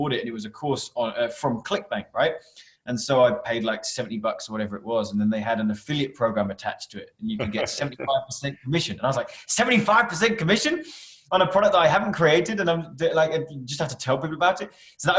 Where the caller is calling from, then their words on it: Canterbury, South East England, United Kingdom; So I come to the office, which is just outside of Canterbury in the UK.